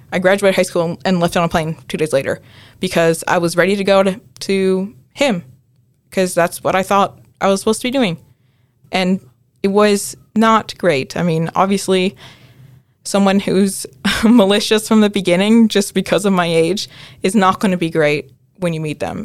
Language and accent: English; United States; I'm a first generation Filipino-American. Um, so my mom was born in the Philippines and my dad is from here in the U S